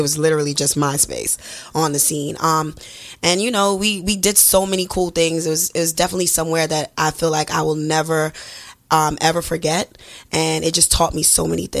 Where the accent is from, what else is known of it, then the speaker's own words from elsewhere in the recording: New York City, New York, United States; I'm from Brooklyn, born and raised, BK all day, 718